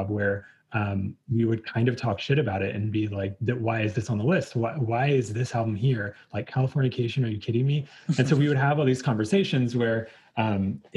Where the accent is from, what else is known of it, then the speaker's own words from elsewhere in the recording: Virginia, United States; also born or lived in Richmond, Virginia; So I am from Virginia originally, and we were living in Richmond at the time